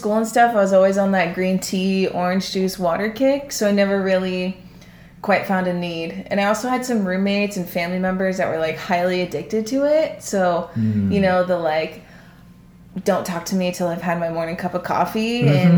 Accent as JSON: {"language": "English", "town": "Santa Barbara", "region": "California", "country": "United States", "lives_now": "Glendora, United States", "said": "I'm originally from the small, sunny beach town of Santa Barbara"}